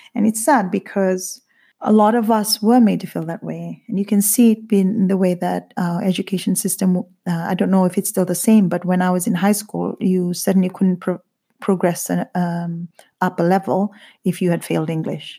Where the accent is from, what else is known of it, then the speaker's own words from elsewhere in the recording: Eastern Division, Fiji; moved away as an adult; also born or lived in Tailevu North; now in United Kingdom; a young indigenous Fijian growing up in Fiji